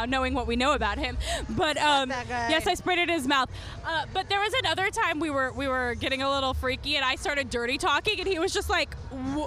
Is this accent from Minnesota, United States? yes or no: no; Las Vegas, Nevada, United States; growing up in Vegas